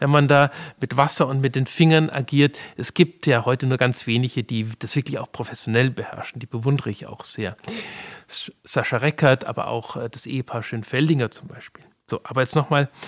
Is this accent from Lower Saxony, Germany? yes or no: no; Munich, Bavaria, Germany; So kannte ich das noch aus meiner Kindheit und Jugend in München.